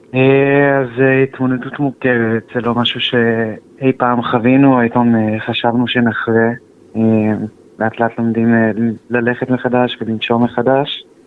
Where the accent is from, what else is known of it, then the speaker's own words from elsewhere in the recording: Kadima, Central District, Israel; אנחנו מקדימה, בשרון